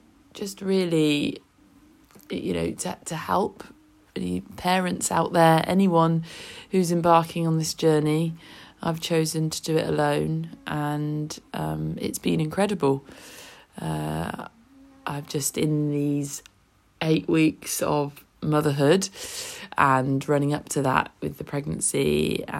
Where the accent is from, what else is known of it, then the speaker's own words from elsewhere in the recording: Oxfordshire, South East England, United Kingdom; moved away as an adult; now in Bognor Regis, United Kingdom; I'm originally from Oxfordshire and moved to Bognor Regis over 10 years ago with my job.